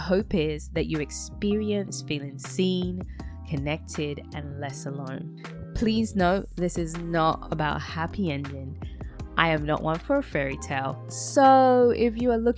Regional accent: London, United Kingdom; moved away as an adult; now in United States; I was born and raised in London to Caribbean parents and have been living in America for over 15 years

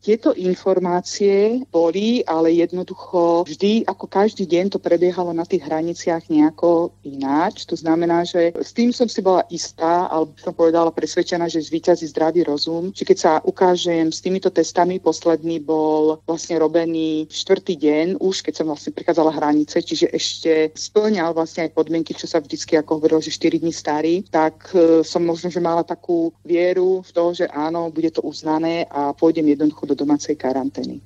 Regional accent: Slovakia; ako Slovenka, ktorá prišla zo zahraničia

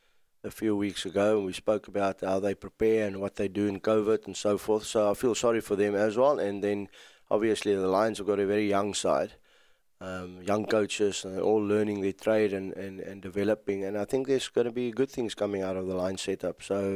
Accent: KwaZulu-Natal, South Africa; Well, firstly, let's go Sharks, seeing that we're from Sharks country.

